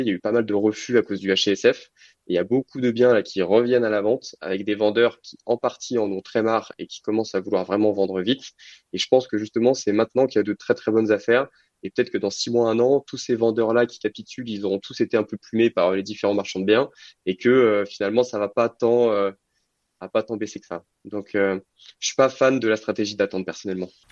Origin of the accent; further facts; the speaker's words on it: Lyon, Auvergne-Rhône-Alpes, France; also born or lived in Clermont-Ferrand; je suis originaire de Lyon